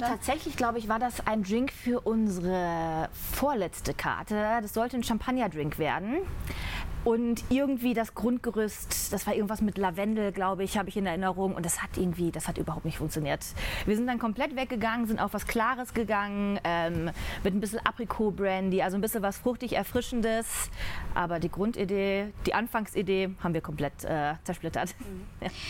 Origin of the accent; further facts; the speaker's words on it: North Rhine-Westphalia, Germany; moved away as an adult; also born or lived in Düsseldorf; now in Munich, Germany; ich komme gebürtig aus dem Rheinland, vom, ah, okay. vom Niederrhein, also holländische Grenze direkt